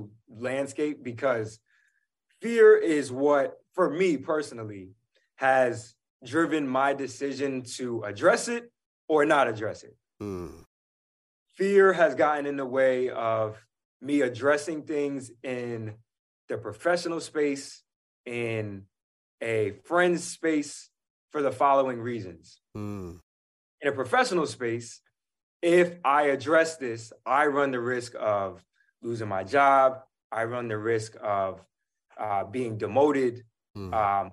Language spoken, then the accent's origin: English; New York City, New York, United States; I'm a New Yorker